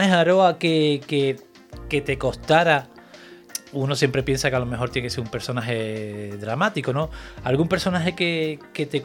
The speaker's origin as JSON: {"language": "Spanish", "town": "Teror", "region": "Canary Islands", "country": "Spain", "also_born_or_lived": "Maspalomas / Madrid", "lives_now": "Bogotá, Colombia", "said": "de Teror Terror me fui a Más"}